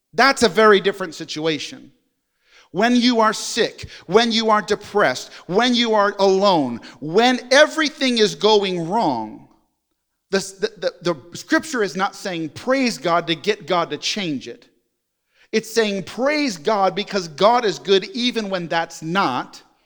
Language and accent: English; New York, United States; now in Jenks, United States; I'm a New Yorker